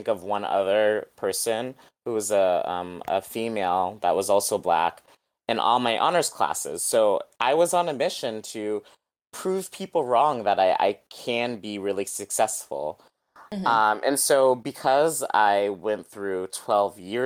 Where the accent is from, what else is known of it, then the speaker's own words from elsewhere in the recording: New England, United States; I grew up in New England